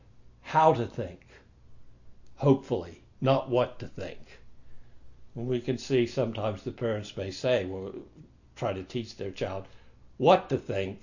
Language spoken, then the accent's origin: English; United States; moved away; I came from America, and I was born in a Malecha family, and I grew up as a meat eater